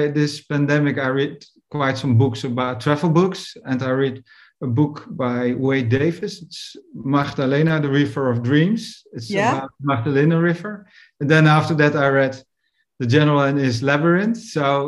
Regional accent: Netherlands; where I grew up in Europe, Northern Europe

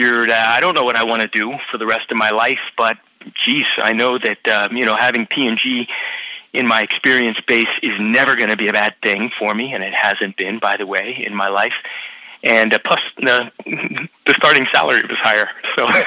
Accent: Cincinnati, Ohio, United States; I grew up in Cincinnati

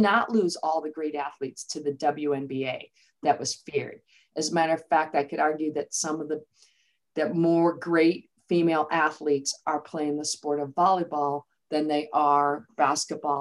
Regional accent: just outside Chicago, Illinois, United States; moved away as an adult; also born or lived in West Lafayette, Indiana / Ames, Iowa / Florida; I'm from originally just outside Chicago

